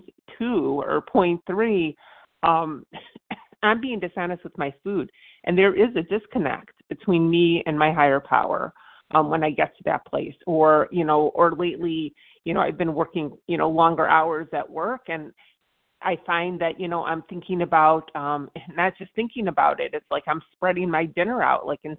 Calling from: Virginia, United States; All right, this is … I'm calling from Virginia.

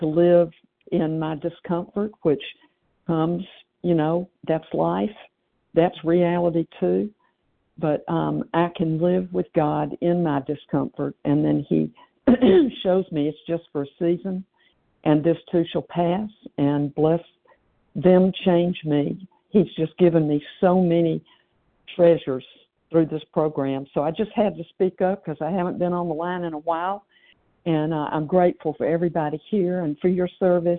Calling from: Tennessee, United States; in Tennessee, recovered and so grateful this morning.

